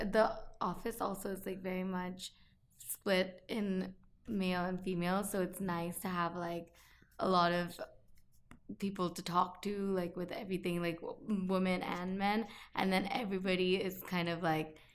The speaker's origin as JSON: {"language": "English", "country": "India", "tie": "born or raised there", "also_born_or_lived": "Syracuse, New York, United States", "moved": "yes", "lives_now": "New York, United States", "said": "it's good to be back on the podcast. um, but yeah, I grew up in India, and then I studied architecture at Syracuse University."}